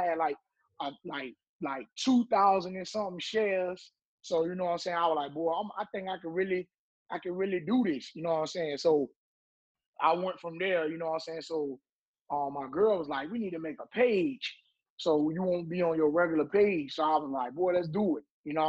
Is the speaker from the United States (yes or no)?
no; Portsmouth, South East England, United Kingdom; I would say Portsmouth made me into the man that I am today because growing up in Portsmouth, you got two ways you can go.